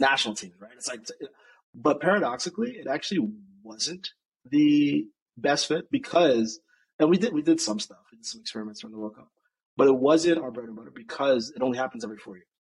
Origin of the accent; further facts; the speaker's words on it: United States; I'm obviously American